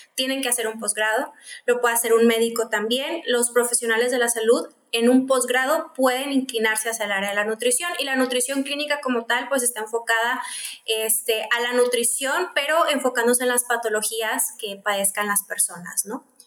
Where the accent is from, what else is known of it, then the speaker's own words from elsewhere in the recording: Mexicali, Baja California, Mexico; Soy de Mexicali, estoy acá en Baja California